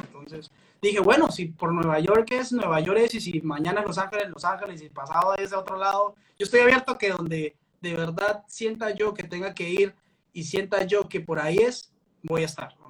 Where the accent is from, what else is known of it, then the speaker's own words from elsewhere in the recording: Peru; now in Colombia; soy peruano, acabo de llegar